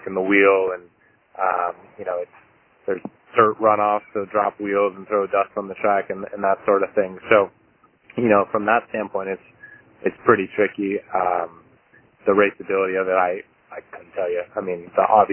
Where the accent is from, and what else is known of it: California, United States; born or raised there